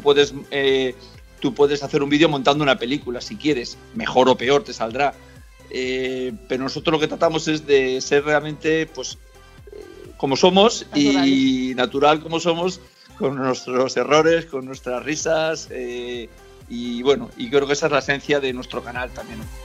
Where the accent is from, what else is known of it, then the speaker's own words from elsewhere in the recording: Spain; moved away; also born or lived in Brazil; yo soy español